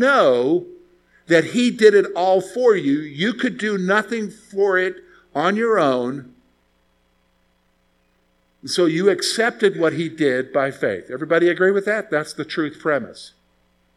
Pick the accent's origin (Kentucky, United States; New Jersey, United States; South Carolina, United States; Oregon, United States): South Carolina, United States; I'm from the South. I'm from South Carolina, and my dad's from Eastern North Carolina